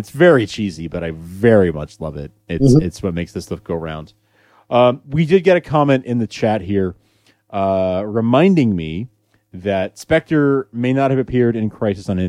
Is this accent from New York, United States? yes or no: yes; New York, United States; I'm a New Yorker